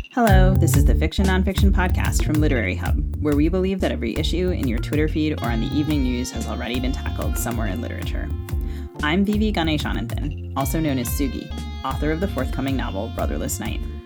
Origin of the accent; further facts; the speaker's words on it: Maryland, United States; now in Minneapolis, United States; I grew up in Maryland